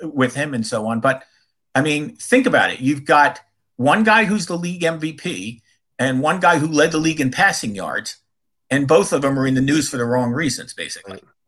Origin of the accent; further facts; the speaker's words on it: Philadelphia, Pennsylvania, United States; moved away; in Philadelphia, which is my hometown